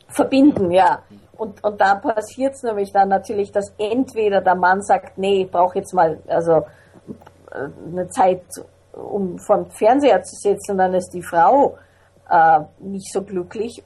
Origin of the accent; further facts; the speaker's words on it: Vienna, Austria; also born or lived in Salzburg; ich bin in Wien, in Salzburg und in Wien aufgewachsen